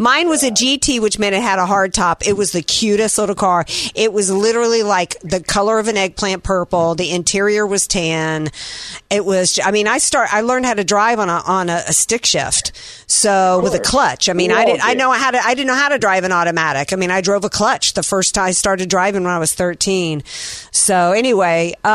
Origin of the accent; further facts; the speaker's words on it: the South, United States; as we called it in the South